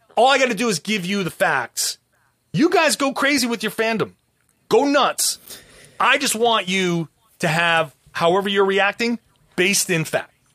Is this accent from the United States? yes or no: yes; Rhode Island, United States; I grew up in Rhode Island.